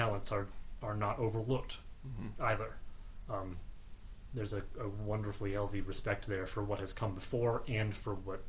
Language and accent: English; United States; I'm a American